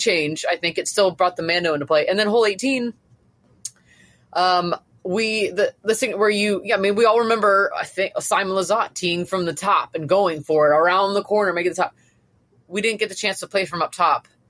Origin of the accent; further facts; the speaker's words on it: Florida, United States; I've, I've lived in Florida, I'm from Florida